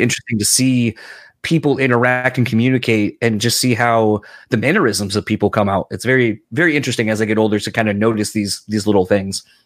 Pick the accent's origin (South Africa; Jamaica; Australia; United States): United States; East Coast; moved away; I'm originally from the East Coast.